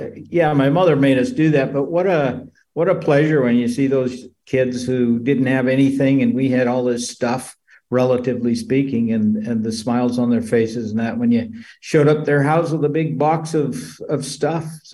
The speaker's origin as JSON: {"language": "English", "region": "Colorado", "country": "United States", "tie": "born or raised there", "said": "We grew up in Colorado in a small town"}